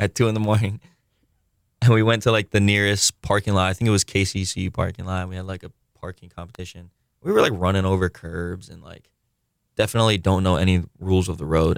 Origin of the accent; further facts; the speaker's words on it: Honolulu, Hawaii, United States; I grew up on Oahu. Uh, grew up in Kamakee. I currently live in Kapahulu, but I went to public school here